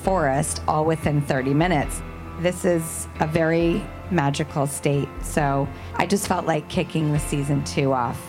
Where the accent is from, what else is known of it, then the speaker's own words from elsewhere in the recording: California, United States; now in New York, United States; I'm from California. I now live in New York, and it's a really fun chapter, I'm not gonna lie, but these are my roots.